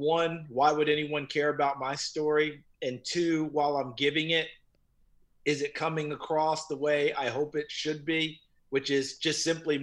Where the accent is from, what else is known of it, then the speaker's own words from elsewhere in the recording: New Paltz, New York, United States; also born or lived in Elizabethton, Tennessee; I grew up, I was born in Elizabethton, Tennessee, and my parents moved to New Paltz, New York when I was two. And the block I grew up in was terrific.